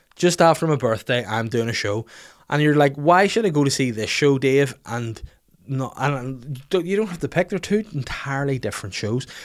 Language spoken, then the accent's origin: English; Bangor, Northern Ireland, United Kingdom; on the high street in my hometown in Bangor